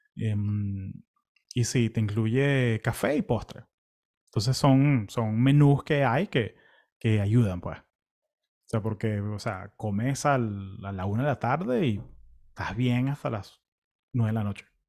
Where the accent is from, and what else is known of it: Venezuela; also born or lived in California, United States; now in Florida, United States